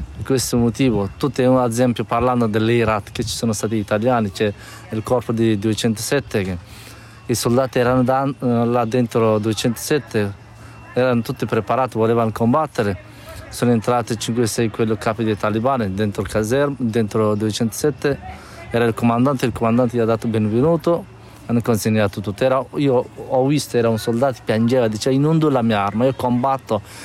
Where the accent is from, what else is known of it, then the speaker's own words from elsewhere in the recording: Badakhshan, Afghanistan; Italian is a second language; moved away as an adult; also born or lived in Kabul, Afghanistan / Modena, Italy / Turin, Italy; now in Italy; io vengo dal nord-est del, dell'Afghanistan e mi sono di Bar- la città si chiama Badakhshan, però io abitavo, abitavo a Kabul